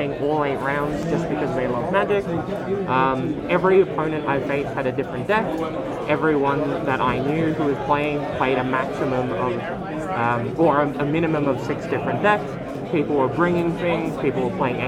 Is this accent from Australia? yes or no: yes; Sydney, New South Wales, Australia; I'm from Sydney